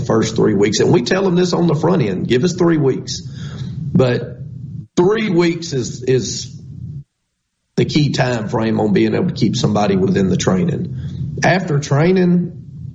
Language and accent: English; Scott County, Mississippi, United States; I'm from Scott County